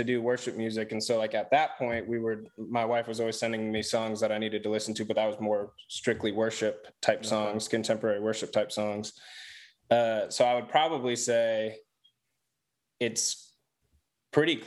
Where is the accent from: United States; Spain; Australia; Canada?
United States; California; now in Greensboro, United States; I'm from California